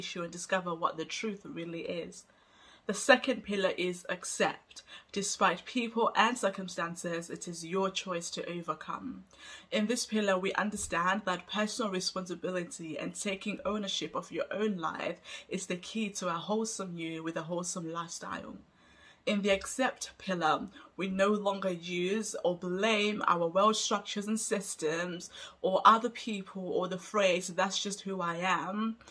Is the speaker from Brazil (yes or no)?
no; Zimbabwe; also born or lived in Hungary; now in United Kingdom; I come from Zimbabwe and I grew up in poverty-stricken